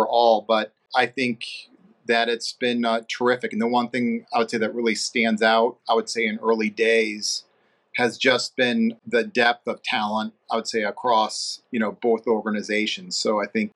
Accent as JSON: {"language": "English", "town": "St. Louis", "region": "Missouri", "country": "United States", "tie": "born or raised there", "also_born_or_lived": "Ohio / New York / Florida", "moved": "as an adult", "lives_now": "Atlanta, United States", "said": "I'm originally from St. Louis, Missouri, so in the Midwest."}